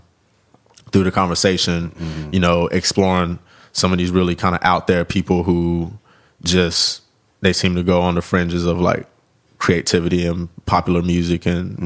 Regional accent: the South, United States; Even though I was growing up in the South, I was the kid that always had like Northern hip hop in my CD book

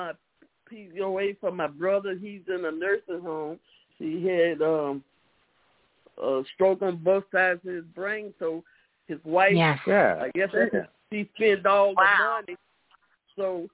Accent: Chicago, Illinois, United States; I'm from Chicago

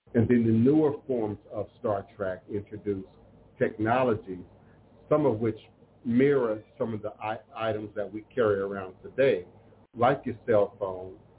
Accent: Chicago, Illinois, United States; I'm from Chicago, born in Chicago

